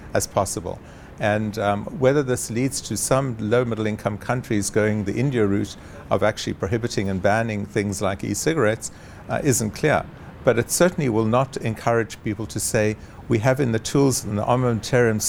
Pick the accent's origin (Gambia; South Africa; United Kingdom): South Africa; as a South African